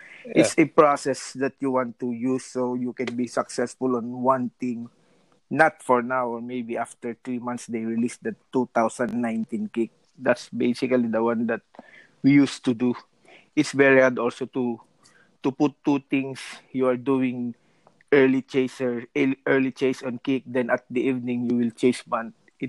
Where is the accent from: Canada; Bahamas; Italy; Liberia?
Italy; English is a second language; because I'm from Italy, so when I my transition from bunt, like I said, to kick, made me more love kick because of the area. I'm from Europe